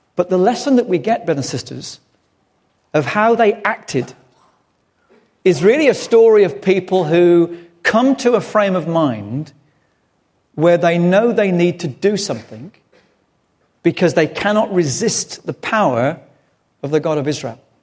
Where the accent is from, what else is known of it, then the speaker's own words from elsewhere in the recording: England, United Kingdom; being English